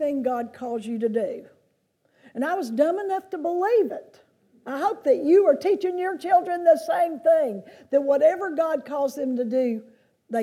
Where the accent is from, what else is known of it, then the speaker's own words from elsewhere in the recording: Lancaster, South Carolina, United States; moved away; I grew up in South Carolina, which is not very far from here, down in Lancaster